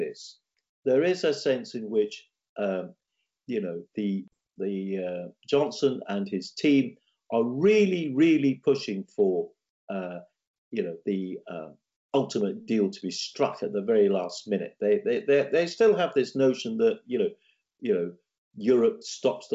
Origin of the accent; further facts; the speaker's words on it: Scotland, United Kingdom; I'm speaking here as a Scot